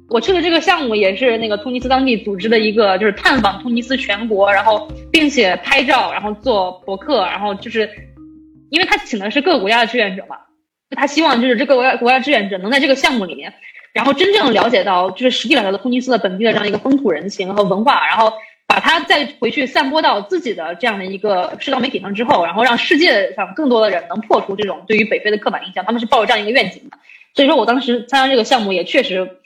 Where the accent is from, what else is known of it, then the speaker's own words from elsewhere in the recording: northern China, China; 我作为一个从小在北方长大，然后之后又在北方上大学工作的这样的一个纯种北方人